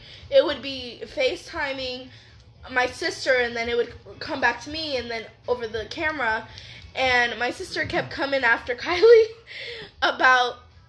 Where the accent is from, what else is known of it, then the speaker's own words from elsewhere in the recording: Nebraska, United States; moved away as an adult; my husband and I are driving back home because we are originally from Nebraska, where he is located, mm-hmm. and we moved down here two and a half years ago.